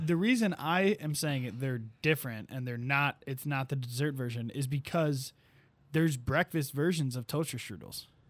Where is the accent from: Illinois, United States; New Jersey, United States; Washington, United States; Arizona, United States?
Illinois, United States; Sleepy Hollow; moved away; my hometown, Sleepy Hollow